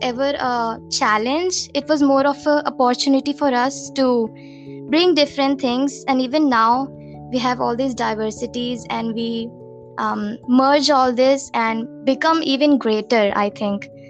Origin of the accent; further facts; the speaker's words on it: India; I am from India